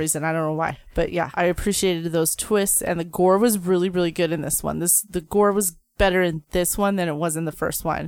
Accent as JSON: {"language": "English", "town": "Phoenix", "region": "Arizona", "country": "United States"}